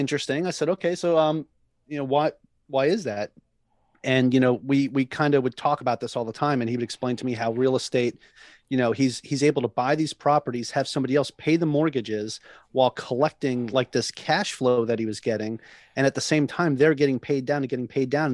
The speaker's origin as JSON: {"language": "English", "area": "Long Island", "region": "New York", "country": "United States", "tie": "born or raised there", "moved": "as an adult", "lives_now": "Hawaii, United States", "said": "I'm originally from Long Island, New York, right? And, uh, you know, so moving from one island to another out here in Hawaii"}